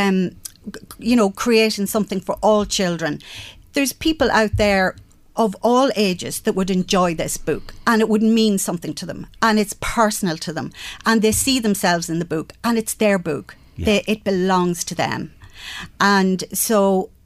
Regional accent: Castlebellingham, County Louth, Ireland; I grew up in Bellingham Village

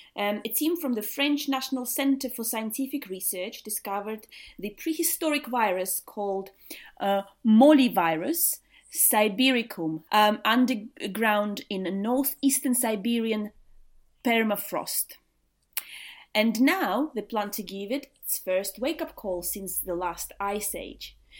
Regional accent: Riga, Latvia; moved away as an adult; now in England, United Kingdom; I'm originally from Latvia. I was born in Riga, uh, which is the capital of Latvia, and lived there until I was twenty-four

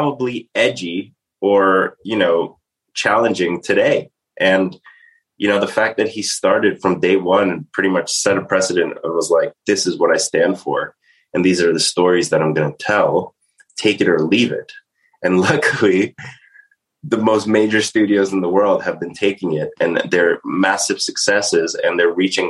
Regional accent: New York City, New York, United States; I'm from Staten Island, New York

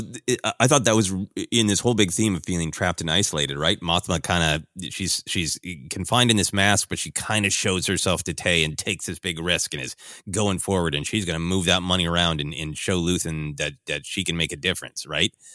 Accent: Minneapolis, Minnesota, United States; my hometown of Minneapolis

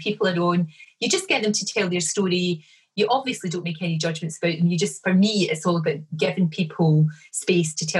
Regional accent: Glasgow, Scotland, United Kingdom; also born or lived in Bridgeton / East Kilbride; I was brought up in the Gorbals in the east end of Glasgow

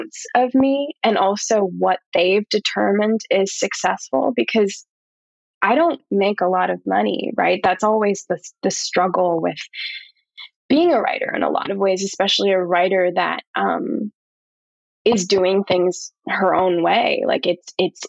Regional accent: Australia; also born or lived in Canada; now in New York, United States; I'm an Australian

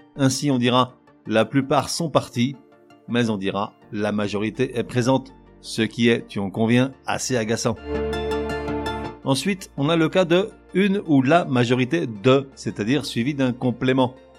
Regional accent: France; moved away; je suis français, mais je vis à l'étranger

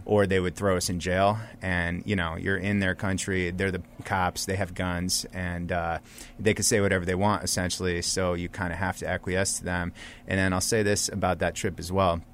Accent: United States; they would find out I'm American

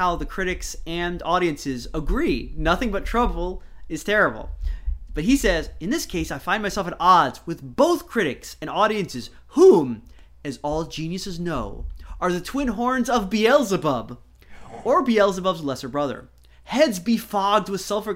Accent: United States; I'm an American.

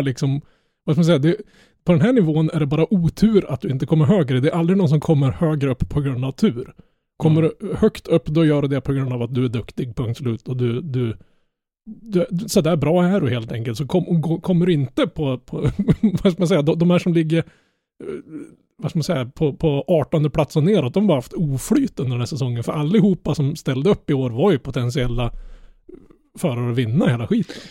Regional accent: Norrland, Sweden; jag är norrlänning

